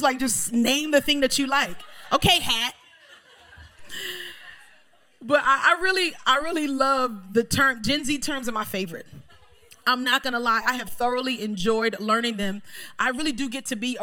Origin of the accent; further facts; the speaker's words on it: New York City, New York, United States; moved away; also born or lived in Miami; Growing up in Brooklyn, there's some terms that I probably would say right now that you wouldn't understand